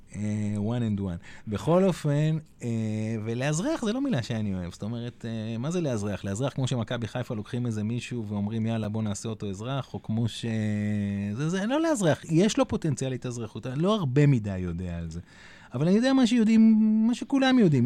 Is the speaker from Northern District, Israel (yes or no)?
no; Hadera, Haifa District, Israel; moved away; אני מחדרה במקור, והבת שלי הייתה אצל ההורים שלי